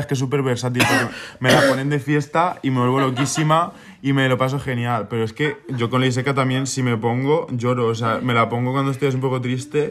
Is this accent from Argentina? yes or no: no; Minaya, Castilla-La Mancha, Spain; moved away; yo estaba en mi pueblo, que es Minaya, en Albacete